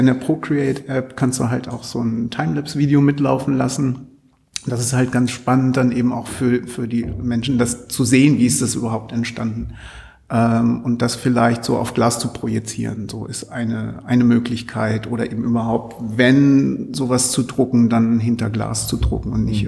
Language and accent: German; Altwarmbüchen, Lower Saxony, Germany; Ich komme komm aus dem Vorort, also aus Altwarmbüchen